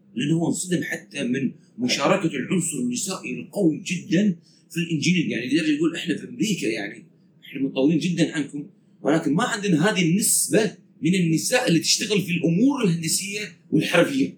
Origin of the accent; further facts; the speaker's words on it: Kuwait; قلنا من الكويت